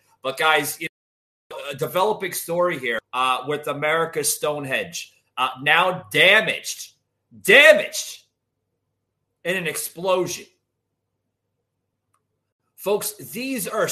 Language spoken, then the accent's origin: English; Georgia, United States; my home state here in Georgia, which is not too far from, you know, where I currently reside.